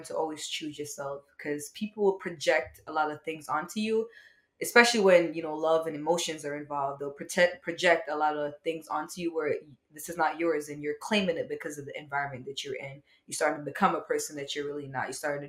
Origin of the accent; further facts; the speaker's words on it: Jamaica; Yes, I'm actually from Jamaica.